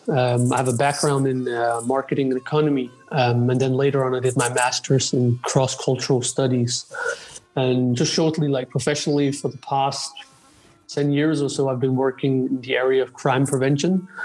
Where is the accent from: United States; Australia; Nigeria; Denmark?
Denmark; so I grew up mostly around um, what you say Danish ethnic Danes.